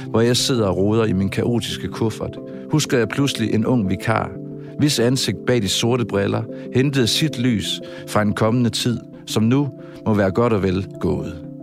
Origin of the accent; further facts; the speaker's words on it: Southern Denmark, Denmark; now in Aarhus, Denmark; det er også rigtigt, for jeg er oprindelig fynbo, men jeg har boet, som man måske kan høre, mange år i Aarhus. Man kan i hvert fald ikke høre mit fynske mere.